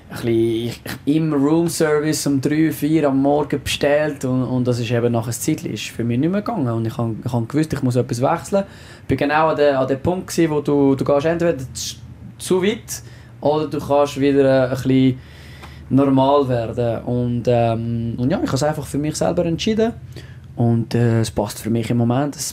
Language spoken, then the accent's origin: German; Switzerland; accent: French; first language French; German is a second language; Französisch ist meine Muttersprache, äh, Schweizerdeutsch, so also Deutsch mit dem französischen Akzent.